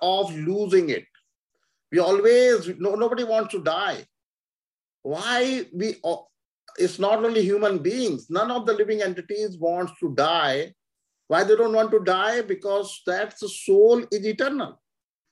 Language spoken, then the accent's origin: English; India; moved away; we lived in India, we born in India, so we think India is our country.